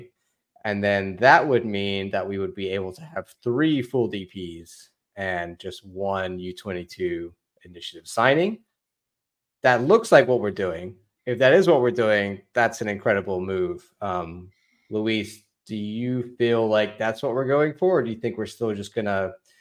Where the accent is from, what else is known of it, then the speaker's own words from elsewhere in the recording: Wiltshire, South West England, United Kingdom; I'm actually from Wilshire